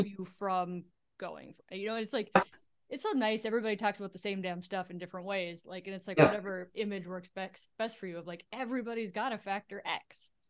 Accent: Duluth, Minnesota, United States; I'm from Duluth.

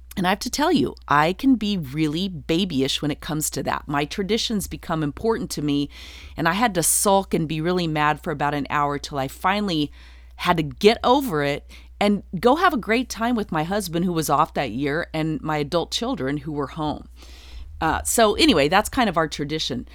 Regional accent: Durango, Colorado, United States; moved away as an adult; also born or lived in Nashville, Tennessee; I'm from a small town. I'm from Durango, Colorado

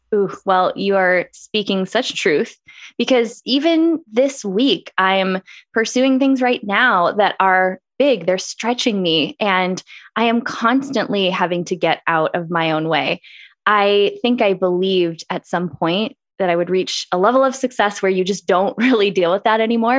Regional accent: Green Bay, Wisconsin, United States; moved away as an adult; also born or lived in Eau Claire, Wisconsin; now in Phoenix, United States; I grew up in Green Bay, Wisconsin. I think being from the Midwest is a big part of what shaped who I am.

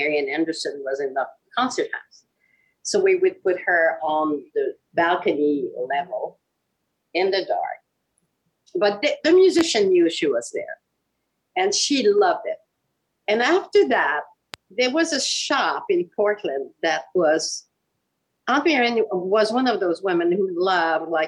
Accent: Quebec City, Quebec, Canada; moved away; I was born and raised in Quebec City in Canada.

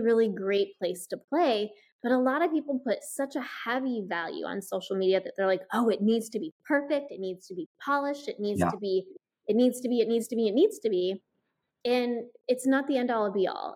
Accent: Iowa, United States; I grew up in Iowa

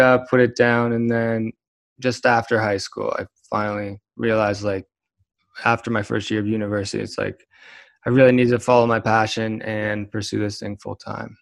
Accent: Kitchener, Ontario, Canada; now in Calgary, Canada; I am from Kitchener, Waterloo, and Ontario.

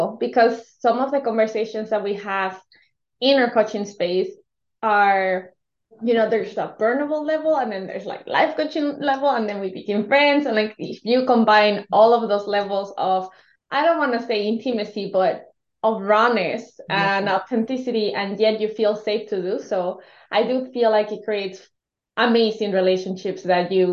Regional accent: Mexico; English is a second language; moved away; I was born and raised in Mexico

